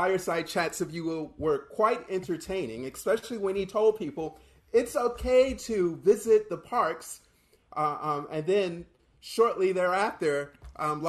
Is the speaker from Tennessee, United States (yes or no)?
no; Florida, United States; I'm from Florida